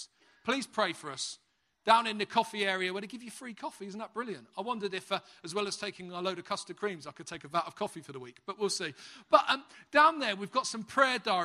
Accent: London, United Kingdom; accent: Cockney; moved away as an adult; now in Halesowen, United Kingdom; I'm a Cockney

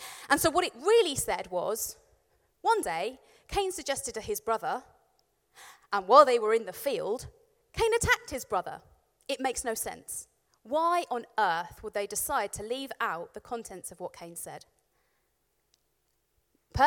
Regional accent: Warwickshire, West Midlands, United Kingdom; I grew up in Warwickshire, and I lived in a village

